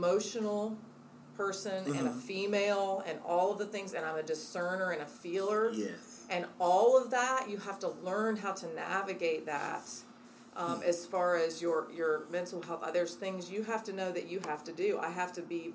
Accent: Midwest, United States; now in Charlotte, United States; I'm a Midwesterner

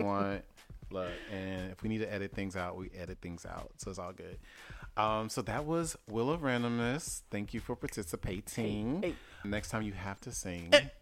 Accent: the South, United States; I'm from the South

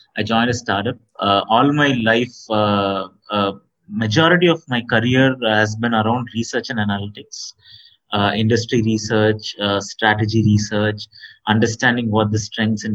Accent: Tiruchirappalli, Tamil Nadu, India; born and brought up in Trichy, a town in South India

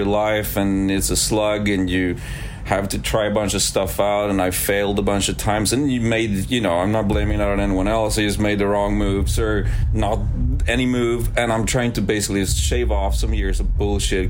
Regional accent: Sweden; English is a second language; moved away; also born or lived in Arizona; I grew up in a little fishing village in Sweden

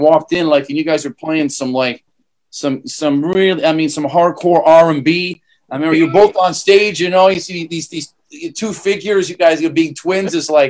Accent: Canada; moved away as an adult; also born or lived in Hong Kong; I grew up in Canada. I never worked outside of Canada. And then, moved to Hong Kong, my first trip in 98

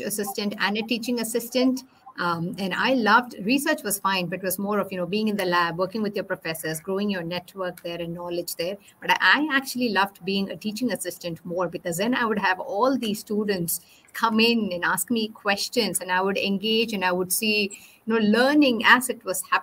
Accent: India; moved away; I grew up in India

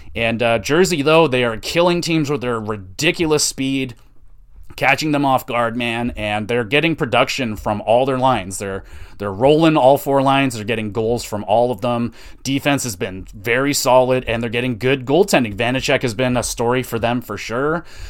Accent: Canada; I'm Canadian

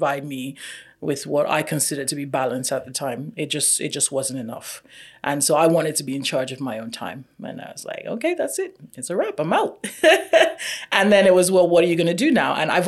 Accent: Nigeria; also born or lived in Canada; now in Hamilton, Canada; I am Nigerian by birth and by origin and by nature. I'm also Canadian by immigration.

